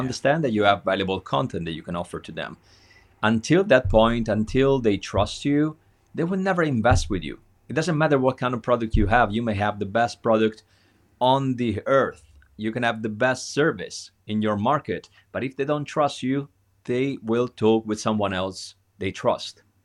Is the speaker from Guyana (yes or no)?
no; Italy; being an Italian